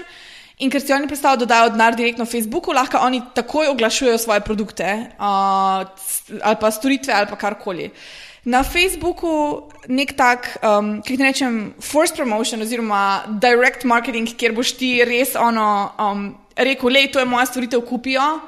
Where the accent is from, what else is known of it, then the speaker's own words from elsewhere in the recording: Slovenia; prihajam iz Slovenije